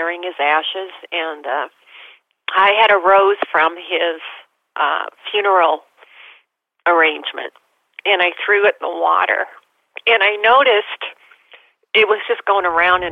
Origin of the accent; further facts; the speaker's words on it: Nebraska, United States; I'm from Nebraska.